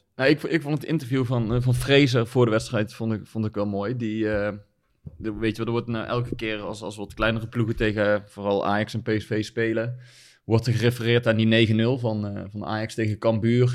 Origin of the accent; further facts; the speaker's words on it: Netherlands; als Nederlanders